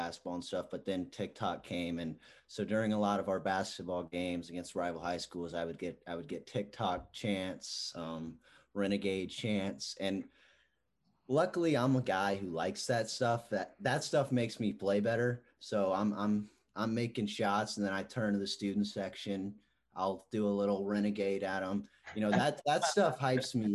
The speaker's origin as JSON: {"language": "English", "town": "Houston", "region": "Texas", "country": "United States", "tie": "born or raised there", "moved": "as an adult", "lives_now": "Manhattan, United States", "said": "growing up in Houston, it's kind of the hometown school"}